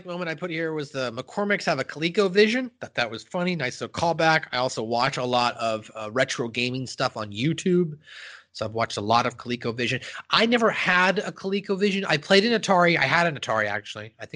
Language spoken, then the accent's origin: English; California, United States; also born or lived in Palm Springs, California; I grew up in California, and I was living in Palm Springs, I think, when I got it.